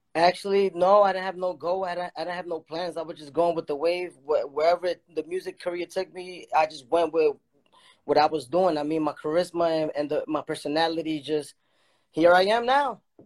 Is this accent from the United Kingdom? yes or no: no; Dominican Republic; I'm from the Dominican Republic